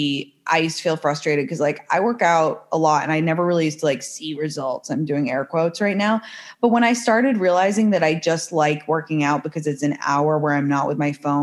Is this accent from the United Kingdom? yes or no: yes; London, United Kingdom; also born or lived in San Francisco / New York; now in Los Angeles, United States; I'm from London to begin